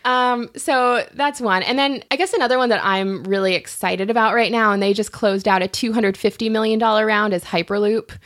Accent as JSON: {"language": "English", "town": "Los Angeles", "region": "California", "country": "United States", "tie": "born or raised there", "also_born_or_lived": "Santa Monica", "said": "I grew up in Westchester"}